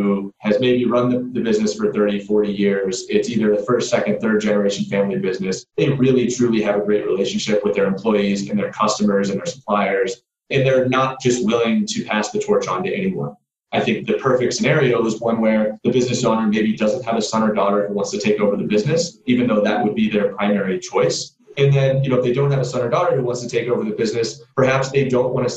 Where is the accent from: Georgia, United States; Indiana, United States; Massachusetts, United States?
Indiana, United States; Jasper; moved away as an adult; also born or lived in Chicago; now in Denver, United States; I grew up back in Indiana